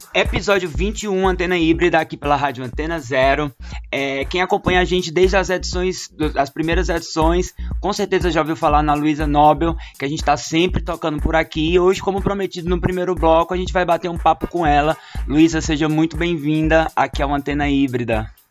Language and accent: Portuguese; Crato, Ceará, Brazil; moved away; a Prefeitura do Crato, que é a cidade onde cresci